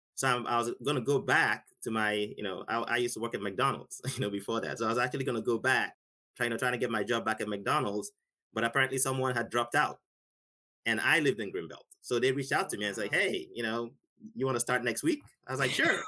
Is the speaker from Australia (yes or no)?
no; Nigeria; now in United States; I grew up in Nigeria, never touched a computer in my life.